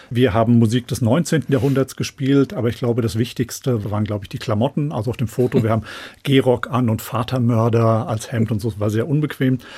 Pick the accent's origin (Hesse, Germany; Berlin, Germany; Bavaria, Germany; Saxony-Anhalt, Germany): Hesse, Germany; Rodheim vor der Höhe; Ja, ich habe in Rotheim vor der Höhe, wo ich aufgewachsen bin, bin ich von meinen Eltern irgendwie so im Alter von zehn oder zwölf Jahren in den Posaunenchor gesteckt worden